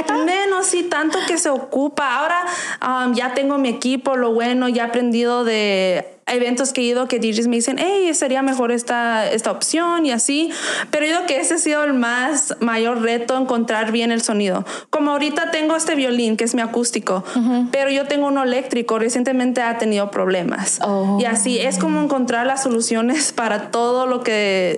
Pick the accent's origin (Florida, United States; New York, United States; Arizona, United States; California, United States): Arizona, United States; also born or lived in Nogales, Sonora, Mexico; yo nací en Nogales, pero yo crecí aquí en Arizona desde chiquita, pues me trajeron para acá